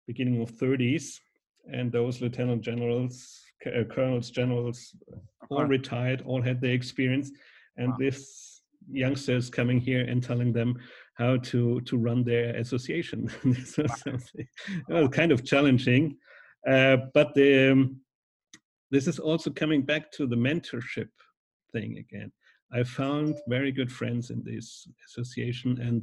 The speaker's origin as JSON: {"language": "English", "town": "Schweinfurt", "region": "Bavaria", "country": "Germany", "tie": "born or raised there", "said": "I was working at a Foot Locker store in Schweinfurt in my hometown"}